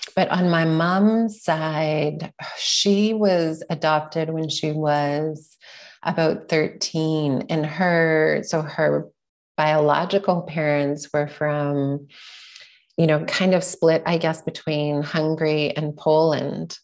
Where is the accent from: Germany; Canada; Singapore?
Canada; Sherwood Park, Alberta; also born or lived in Edmonton, Alberta / Vancouver, British Columbia; I was born in Edmonton, Alberta, and I grew up in a suburb just outside in Sherwood Park